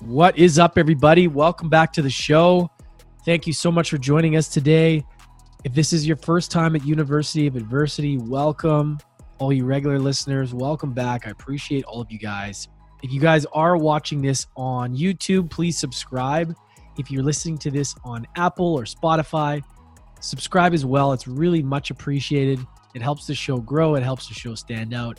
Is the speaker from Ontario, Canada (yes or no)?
no; Edmonton, Alberta, Canada; moved away; also born or lived in Victoria, British Columbia; I was born and raised in Edmonton, but grew to, moved to the island, Vancouver Island, Victoria.